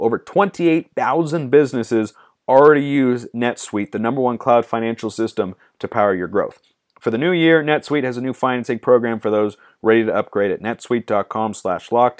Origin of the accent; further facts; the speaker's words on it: Lake Oswego, Oregon, United States; Lake O. That's my hometown